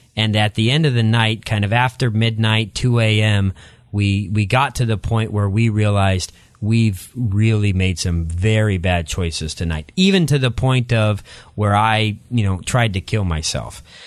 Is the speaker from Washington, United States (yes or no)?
yes; Eastern Washington, United States; moved away as an adult; also born or lived in La Grande, Oregon; And so I, I grew up there, then moved across the state line to Eastern Washington and grew up in a small community, um, outside of the Tri-Cities in Eastern Washington